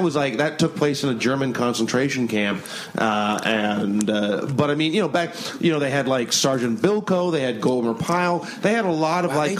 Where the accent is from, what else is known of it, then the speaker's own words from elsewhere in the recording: Toronto, Ontario, Canada; born and raised in Toronto